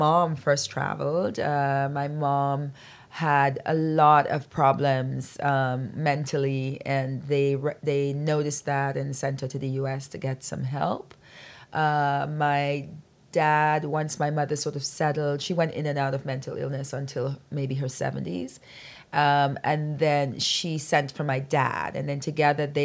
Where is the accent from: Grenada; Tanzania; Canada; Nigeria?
Grenada; Birch Grove; accent: Grenada accent; now in United States; When I was growing up in Grenada